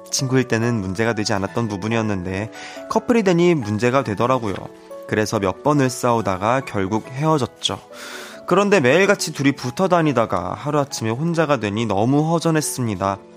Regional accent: Wonju, Gangwon, South Korea; moved away; 제가 원주의 아들이거든요. 제가 원주 사람입니다

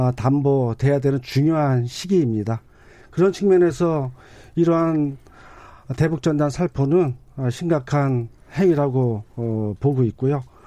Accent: South Korea; 제가 적경 지역에서 태어나서 아, 지금도 어, 살고 있지만

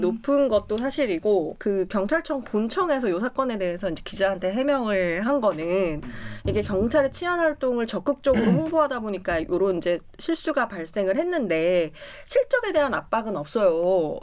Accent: Cheongju, North Chungcheong, South Korea; 저 청주 출신인데

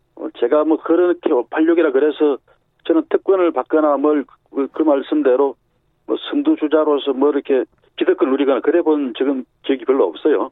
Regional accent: Busan, South Korea; moved away; also born or lived in Seoul; 제 고향이 부산이니까

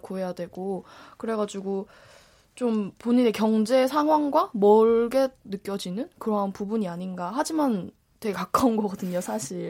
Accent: South Gyeongsang, South Korea; 저는 사실 제가 고향이 경상남도예요

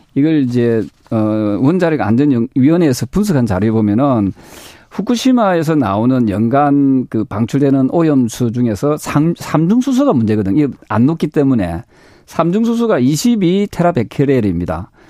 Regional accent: Busan, South Korea; 부산 출신인데도

